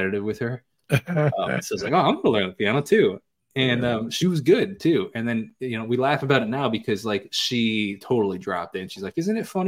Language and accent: English; Northport, New York, United States; Born and raised in New York